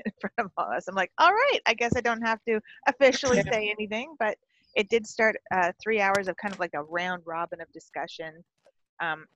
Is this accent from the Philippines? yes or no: no; Canada; it's our country.